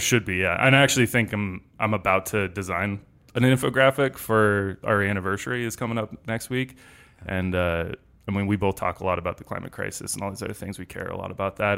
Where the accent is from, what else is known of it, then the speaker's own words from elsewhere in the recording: Denver, Colorado, United States; moved away as an adult; also born or lived in Los Angeles; I grew up here in Denver